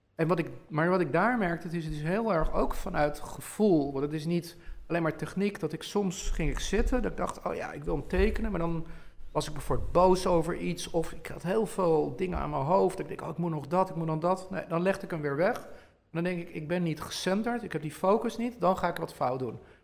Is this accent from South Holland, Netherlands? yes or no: no; Bilthoven, Utrecht, Netherlands; ik groeide op in Beeldhoven Noord